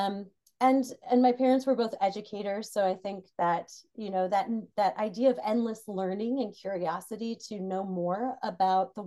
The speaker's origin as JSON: {"language": "English", "country": "United States", "tie": "born or raised there", "said": "I am American, US born"}